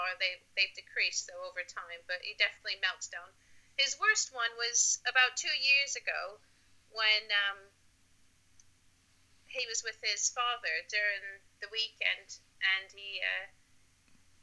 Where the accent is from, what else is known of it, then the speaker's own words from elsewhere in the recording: Buffalo, New York, United States; now in Norwich, United Kingdom; I was previously born and raised in Buffalo, New York.